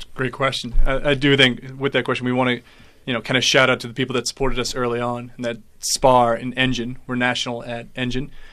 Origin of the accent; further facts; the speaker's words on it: United States; accent: American; moved away as an adult; now in South Africa; as you can tell by my accent, I'm, I'm American, uh, but I've been here for five years, and I'm married to a local